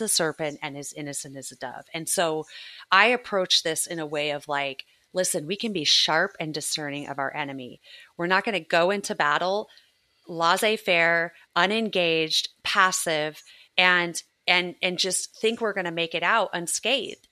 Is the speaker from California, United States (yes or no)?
yes; Southern California, United States; moved away; I grew up in Southern California.